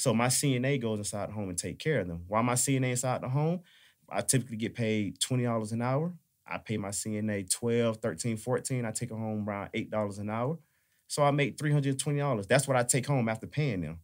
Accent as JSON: {"language": "English", "town": "Atlanta", "region": "Georgia", "country": "United States", "said": "I'm from Atlanta"}